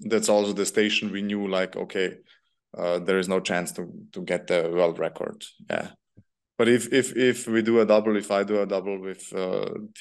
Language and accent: English; Vienna, Austria; Vienna because it's my hometown.